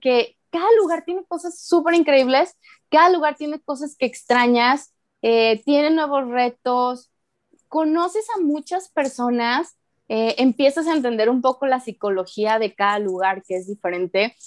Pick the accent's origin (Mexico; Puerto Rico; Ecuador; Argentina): Mexico; Guadalajara, Jalisco; moved away as an adult; also born or lived in Manzanillo, Colima; viví en Guadalajara hasta los 22 años